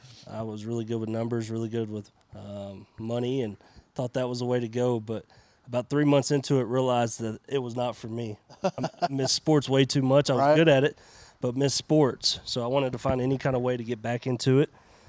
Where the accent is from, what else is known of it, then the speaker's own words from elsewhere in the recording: Pine Bluff, Arkansas, United States; moved away as an adult; now in Odessa, United States; Yeah, so I'm originally from Pine Bluff, Arkansas. Spent 18 years there.